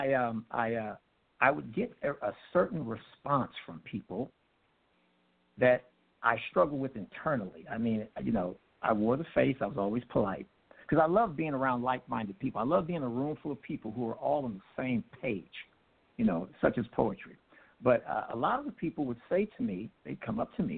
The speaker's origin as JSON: {"language": "English", "town": "Los Angeles", "region": "California", "country": "United States", "tie": "born or raised there", "moved": "as an adult", "lives_now": "Grand Prairie, United States", "said": "I'm a Los Angeles transplant. I was born and bred, raised and fed in Los Angeles about 20 years ago. I moved to Texas"}